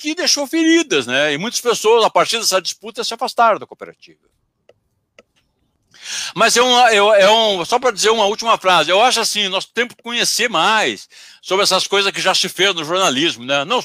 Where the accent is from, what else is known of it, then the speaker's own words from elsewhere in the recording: Pelotas, Rio Grande do Sul, Brazil; Eu moro, eu moro, não, eu sou de Pelotas.